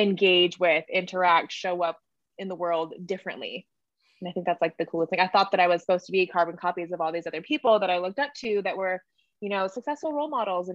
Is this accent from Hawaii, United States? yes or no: yes; Hawaii, United States; I grew up in Hawaii